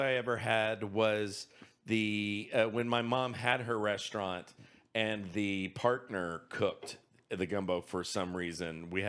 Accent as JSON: {"language": "English", "region": "Louisiana", "country": "United States", "tie": "born or raised there", "said": "but I'm from Louisiana. I mean, I grew up eating Cajun food"}